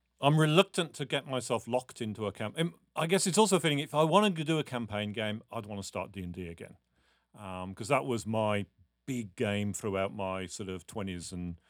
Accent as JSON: {"language": "English", "country": "United Kingdom", "said": "I'm British. We don't get enthusiastic about thumbs."}